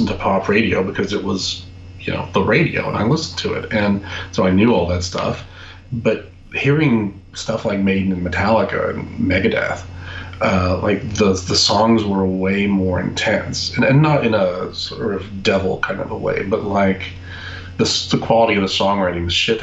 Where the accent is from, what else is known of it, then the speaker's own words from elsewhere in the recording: Texas, United States; moved away; also born or lived in California; I grew up in Texas